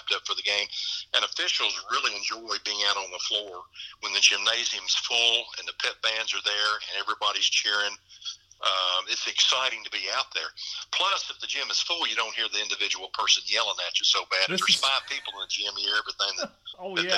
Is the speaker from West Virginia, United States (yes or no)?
no; Henderson County, Kentucky, United States; they would not let me call in Henderson County because I was from Henderson County